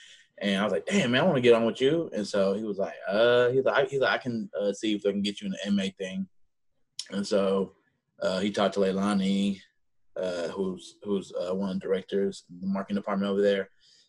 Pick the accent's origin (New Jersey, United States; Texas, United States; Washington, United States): Texas, United States; Houston; now in Dallas, United States; Houston, Southwest.